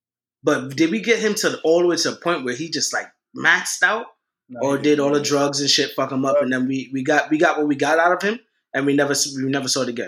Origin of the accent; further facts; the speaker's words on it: New York, United States; I'm from New York